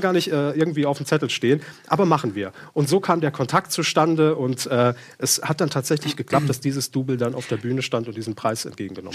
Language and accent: German; Saarland, Germany; moved away; wir kommen ursprünglich aus dem Saarland